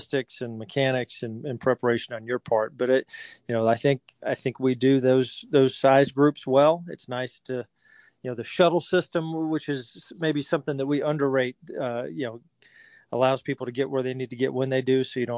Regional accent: Augusta, Georgia, United States; I grew up in Augusta, Georgia

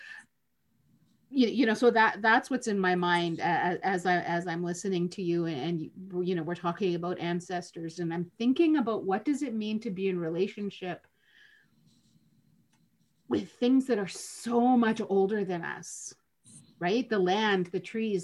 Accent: Lac Seul, Ontario, Canada; now in Niagara, Canada; I'm from Lac Seul, don't live anywhere near home. Home for me is in Niagara

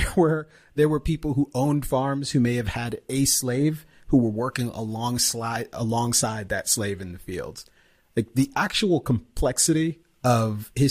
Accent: Jamaica; I can't have an opinion on it in public because I'm Jamaican.

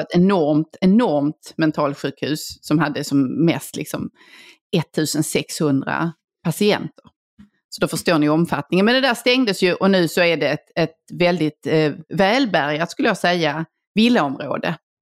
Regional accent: Helsingborg, Skåne, Sweden; moved away; min eh, gamla hemstad, eller det jag räknar som min hemstad, Helsingborg. Mm. Eh, där jag ju gick i skolan i sex år

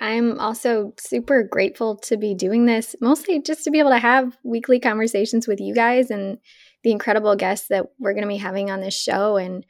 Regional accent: Uzbekistan; also born or lived in Boston, United States; I am originally from the U.S. I was born in Boston, Massachusetts, but when I was 8 years old, my family moved overseas to Uzbekistan.

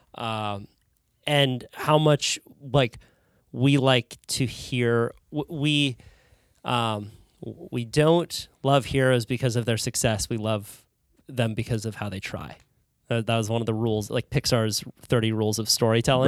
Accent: California, United States; as a Californian

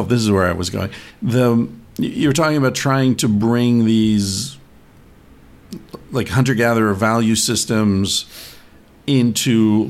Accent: Bellefonte, Pennsylvania, United States; I was born in Bellefonte.

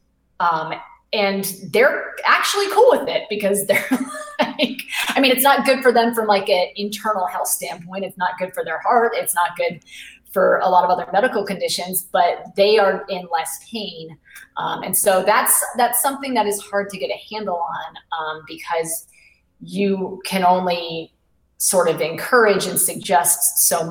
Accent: New England, United States; now in Charleston, United States; I live in South Carolina now. I didn't grow up here. I grew up in New England

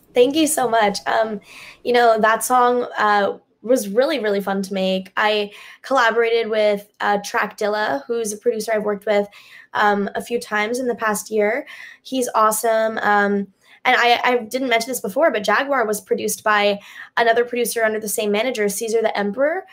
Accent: Pennsylvania, United States; my hometown in Pennsylvania

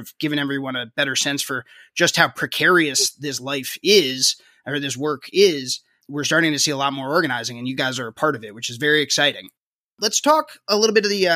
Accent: New Jersey, United States; now in Charleston, United States; I grew up in New Jersey

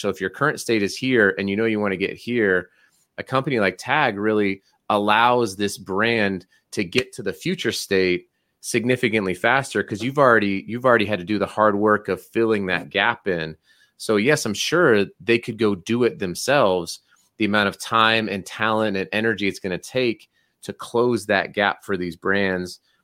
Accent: Colorado, United States; now in Utah, United States; I grew up in Colorado and I live in Utah

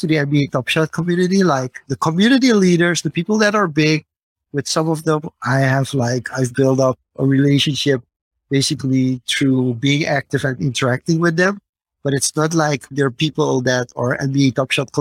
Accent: Suriname; my home country, for Suriname

